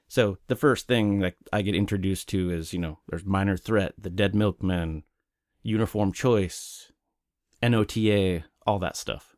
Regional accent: Oklahoma City, Oklahoma, United States; also born or lived in Wichita, Kansas; I moved from Kansas when I was eight or nine to Oklahoma City

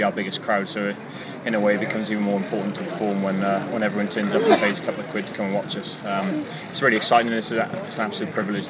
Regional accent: Swansea, Wales, United Kingdom; now in Cardiff, United Kingdom; Seeing as my hometown, Swansea, it's always nice to come home for a week or so

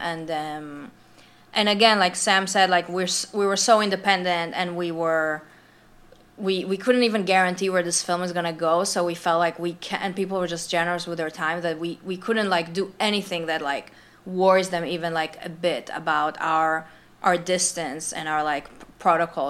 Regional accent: Israel; moved away; also born or lived in New York / Los Angeles; I'm from Israel

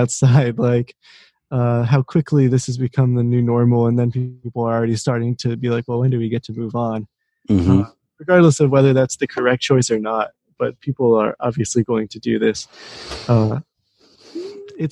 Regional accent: suburb of Washington, D.C., Maryland, United States; moved away as an adult; also born or lived in Boulder, Colorado; now in Rochester, United States; I'm from Maryland, a suburb of Washington, D.C.

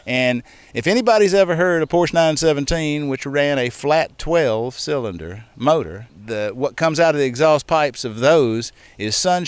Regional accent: Montgomery, Alabama, United States

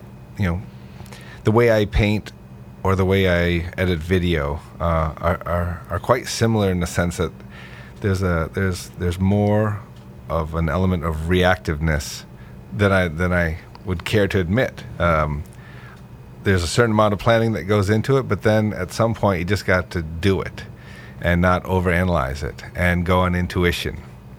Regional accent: Corning, New York, United States; No, in Corning, New York.

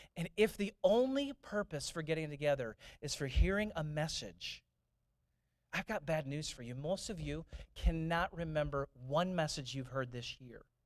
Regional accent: St. Louis, Missouri, United States; when I grew up in St. Louis, I grew up in St. Louis

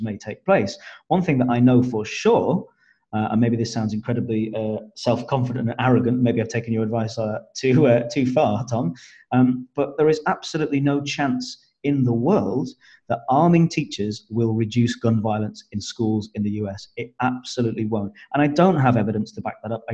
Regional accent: United Kingdom; as Brits.

